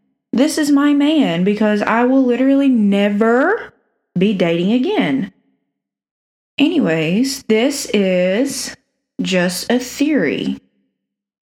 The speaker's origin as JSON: {"language": "English", "region": "South Alabama", "country": "United States", "accent": "cornbread", "said": "I'm from South Alabama, if you can't tell by the cornbread accent."}